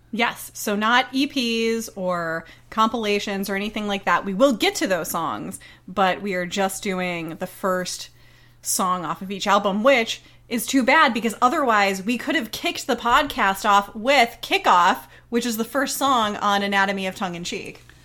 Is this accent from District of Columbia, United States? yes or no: no; Florida, United States; I'm from Florida